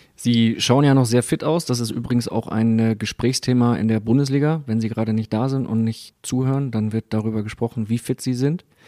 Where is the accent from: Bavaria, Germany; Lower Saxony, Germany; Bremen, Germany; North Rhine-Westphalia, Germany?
Bremen, Germany; für mich als Bremer